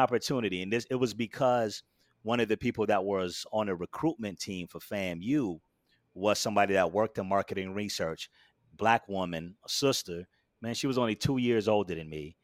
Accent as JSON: {"language": "English", "town": "Daytona Beach", "region": "Florida", "country": "United States", "tie": "born or raised there", "moved": "as an adult", "lives_now": "Brooklyn, United States", "said": "born and raised in Daytona Beach, Florida"}